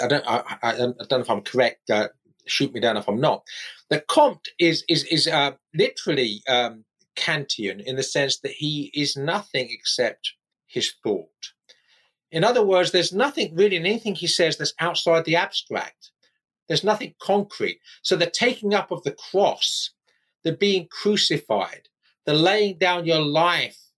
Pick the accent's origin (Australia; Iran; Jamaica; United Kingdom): United Kingdom; England; I'm the Englishman here